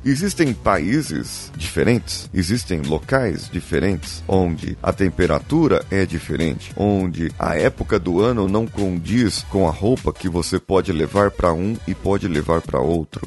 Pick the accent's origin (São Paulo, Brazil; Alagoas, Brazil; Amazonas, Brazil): São Paulo, Brazil; sou aqui de São Paulo